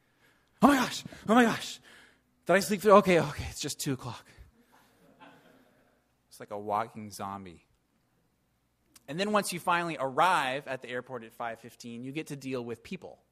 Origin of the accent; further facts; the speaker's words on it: Seattle, Washington, United States; I grew up in Seattle